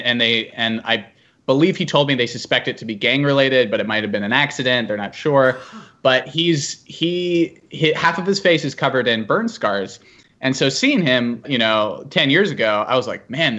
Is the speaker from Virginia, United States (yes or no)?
yes; Virginia, United States; This is in my hometown